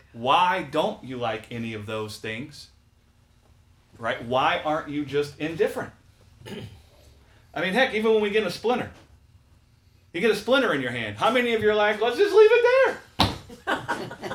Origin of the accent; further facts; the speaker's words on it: the South, United States; we grew up in the South